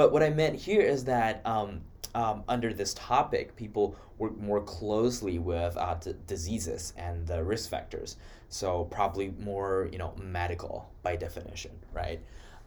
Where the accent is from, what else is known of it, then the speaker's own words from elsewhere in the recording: Wuhan, Hubei, China; moved away as an adult; now in Iowa, United States; I'm from Wuhan, China